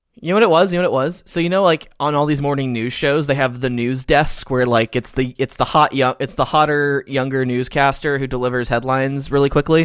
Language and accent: English; Georgia, United States; now in Texas, United States; my home state of Georgia